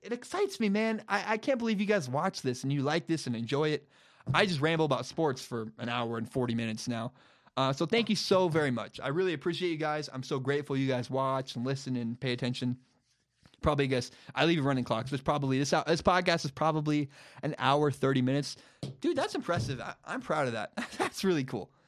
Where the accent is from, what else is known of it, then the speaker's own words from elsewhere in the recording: Portland, Oregon, United States; I'm a Portland guy. I grew up there